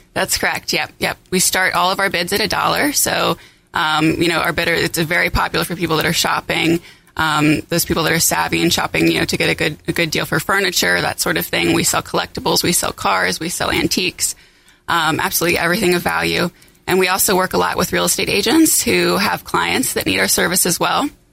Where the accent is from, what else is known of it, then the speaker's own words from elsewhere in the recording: Cincinnati, Ohio, United States; I'm originally from Cincinnati, where we're headquartered